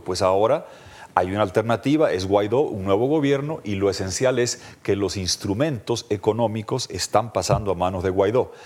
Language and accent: Spanish; Bolivia; en mi país